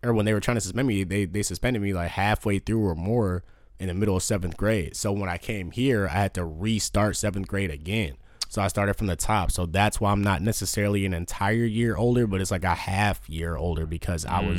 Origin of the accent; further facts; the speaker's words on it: Batavia, United States; I came from Batavia, bro, where it was like K-Swisses and motherfuckers rocking.